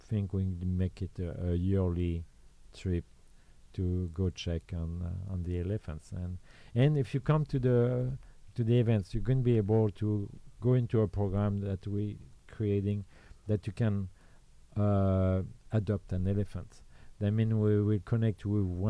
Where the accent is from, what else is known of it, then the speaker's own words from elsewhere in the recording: Normandy, France; English is a second language; moved away as an adult; also born or lived in Belgium / Lyon, France / Southern France; now in Orange County, United States; I was born in Normandy